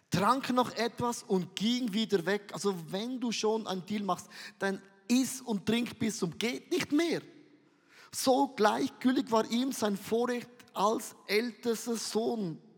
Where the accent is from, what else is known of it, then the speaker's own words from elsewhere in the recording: Switzerland; ich bin Vulkan, ich bin ein Schweizer, ich bin mega emotionell.